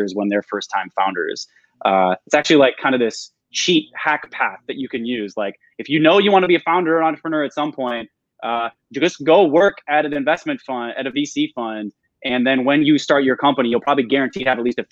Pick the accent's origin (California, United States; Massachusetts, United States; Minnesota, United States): Minnesota, United States; moved away; like I'm from Minnesota originally.